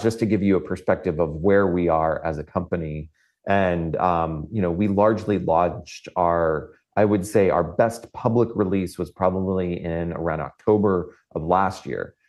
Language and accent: English; Florida, United States; moved away; I come from Florida